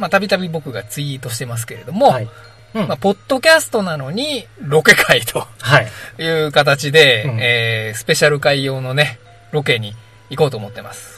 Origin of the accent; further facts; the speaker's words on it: Tokorozawa, Saitama, Japan; 僕らはね所沢出身なんですよ